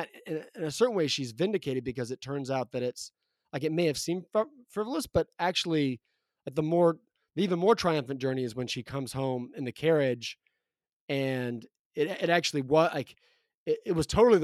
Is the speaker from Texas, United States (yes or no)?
yes; Texas, United States; the winter environment growing up in Texas